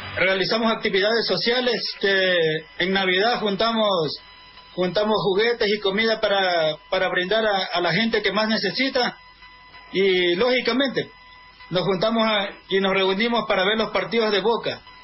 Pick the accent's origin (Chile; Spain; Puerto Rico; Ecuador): Ecuador; somos 25 ecuatorianos socios